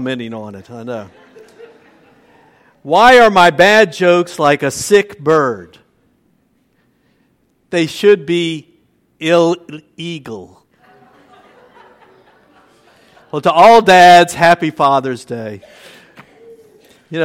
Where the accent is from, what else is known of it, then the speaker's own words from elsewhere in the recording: New Orleans, Louisiana, United States; also born or lived in Metairie; now in Luling, United States; I was born in New Orleans, and at first we lived in an apartment next to my mom's parents on the City Park end of Esplanade Avenue